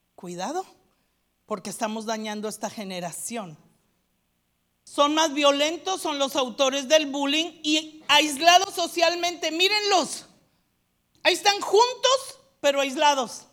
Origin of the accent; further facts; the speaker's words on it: Mexico; moved away; Yo estudié una licenciatura ya en México